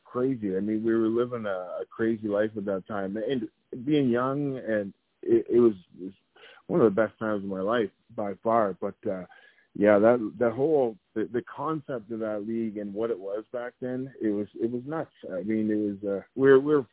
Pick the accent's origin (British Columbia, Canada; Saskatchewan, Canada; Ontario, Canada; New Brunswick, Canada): Ontario, Canada; Amherstburg; also born or lived in Windsor, Ontario; growing up in Windsor, Ontario, Amherstburg, Ontario, Detroit was right across the border